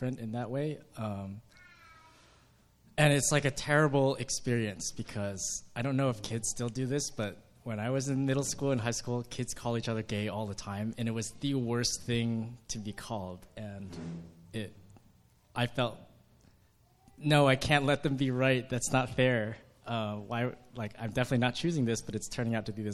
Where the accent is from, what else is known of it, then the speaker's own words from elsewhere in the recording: New Jersey, United States; I grew up in New Jersey